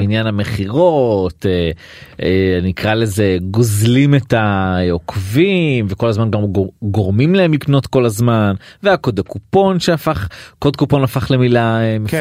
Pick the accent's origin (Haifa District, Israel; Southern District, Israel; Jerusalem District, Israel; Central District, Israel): Haifa District, Israel; Atlit; also born or lived in Tel Aviv; now in Haifa, Israel; גרתי, גדלתי בעתלית